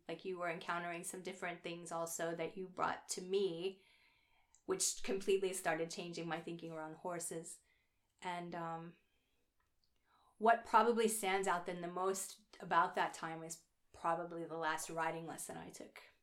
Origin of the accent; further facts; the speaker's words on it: Oklahoma, United States; moved away; I'm from Oklahoma